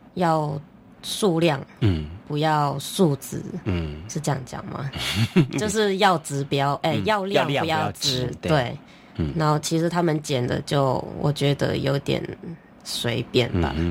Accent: Malaysia; moved away as an adult; now in Taiwan; 其实我是马来西亚人

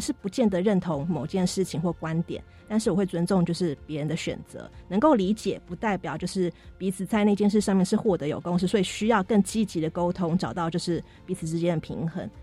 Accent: Taiwan; 我们是台湾人

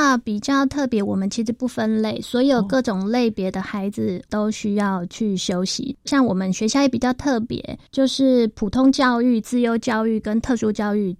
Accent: Kaohsiung, Taiwan; moved away as an adult; also born or lived in Taipei; now in Taichung, Taiwan; 我是高雄人

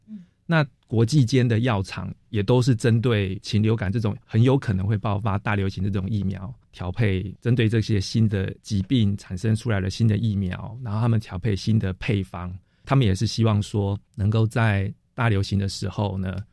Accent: Taiwan; 我们自己台湾人

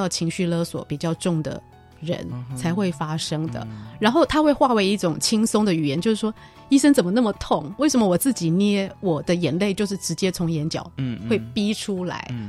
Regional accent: Taiwan; 就是其实我们台湾人或者中国人都会觉得说，妈妈爸爸跟自己住是幸福的

